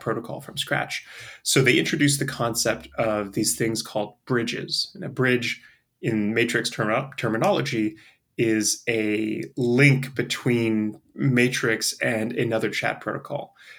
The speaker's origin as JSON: {"language": "English", "country": "Canada", "also_born_or_lived": "Europe / Asia", "moved": "yes", "lives_now": "United States", "said": "I'm a Canadian who lives in the States"}